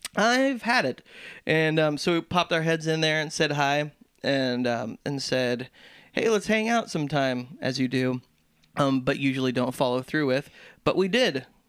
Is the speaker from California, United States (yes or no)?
yes; Southern California, United States; growing up in Southern California